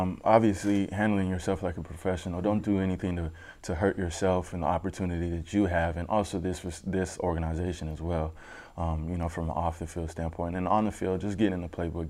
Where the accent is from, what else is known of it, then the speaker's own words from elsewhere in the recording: Denver, Colorado, United States; moved away; I'm from Denver